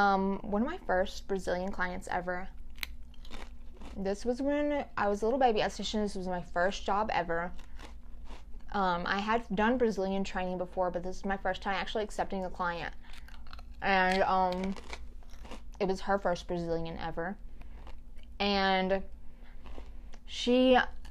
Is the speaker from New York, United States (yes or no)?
no; Louisiana, United States; moved away; I'm from Louisiana, I ain't afraid. Some crazy stuff happens over there